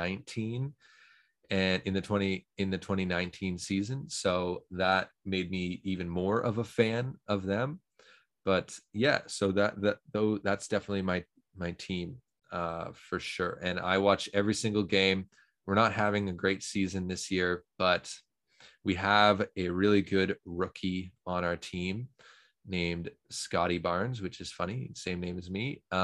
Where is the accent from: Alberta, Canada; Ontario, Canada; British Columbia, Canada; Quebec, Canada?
Ontario, Canada; Toronto; Oh, so me being from Toronto, Canada, of course, I mean, we only have one basketball team in the whole country